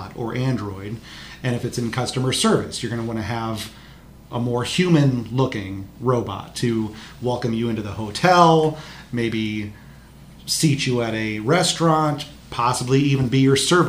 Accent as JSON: {"language": "English", "town": "Marion", "region": "Iowa", "country": "United States", "tie": "born or raised there", "said": "I grew up in Marion, not too far from the Collins or Rockwell Collins headquarters in Cedar Rapids"}